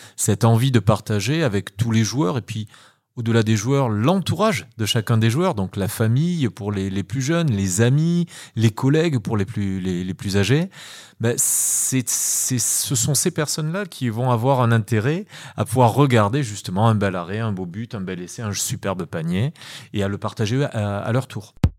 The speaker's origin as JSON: {"language": "French", "region": "Nouvelle-Aquitaine", "country": "France", "tie": "born or raised there", "also_born_or_lived": "Paris / Germany", "moved": "as an adult", "said": "de retour sur, sur ma ville natale depuis, depuis maintenant 5 euh, ans, 6 ans presque"}